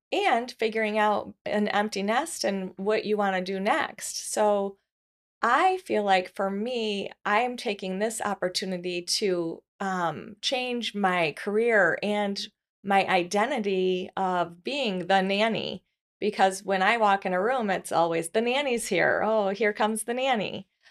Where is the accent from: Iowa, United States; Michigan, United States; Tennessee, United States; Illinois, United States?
Michigan, United States; Grand Rapids; I was born in Grand Rapids, Michigan